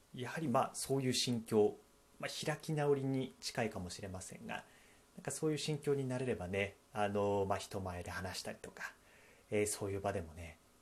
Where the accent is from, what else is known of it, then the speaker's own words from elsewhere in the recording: Akita, Japan; 私、まあ、秋田出身